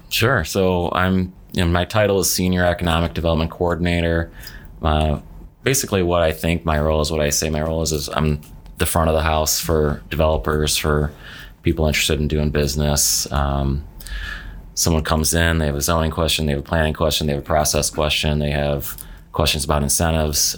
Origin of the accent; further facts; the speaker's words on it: Palatine, Illinois, United States; moved away as an adult; also born or lived in Fairmont, West Virginia / Park Ridge, Illinois; now in Bloomington, United States; I grew up in Palatine, Illinois, which is a northwest suburb of Chicago